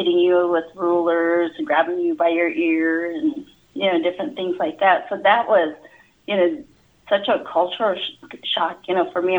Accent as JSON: {"language": "English", "town": "White River", "region": "South Dakota", "country": "United States", "tie": "born or raised there", "said": "I grew up around White River, actually north of White River. I grew up along the banks of the Little White River, probably about 10 miles north of White River. Grew up in a little house there."}